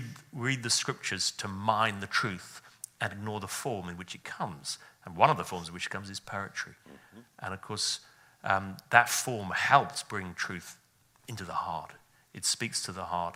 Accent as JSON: {"language": "English", "region": "Wales", "country": "United Kingdom", "said": "so my origin is Welsh"}